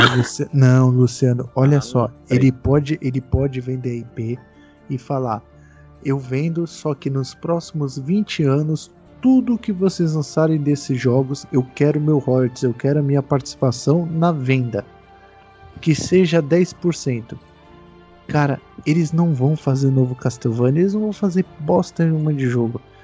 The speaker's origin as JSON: {"language": "Portuguese", "country": "Brazil", "said": "Sou brasileiro"}